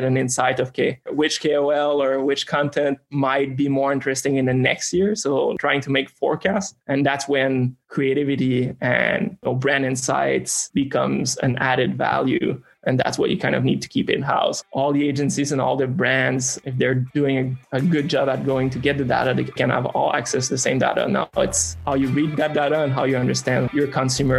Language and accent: English; Quebec, Canada; moved away as an adult; also born or lived in China; I'm from Quebec, Canada. That's where I grew up until more or less university.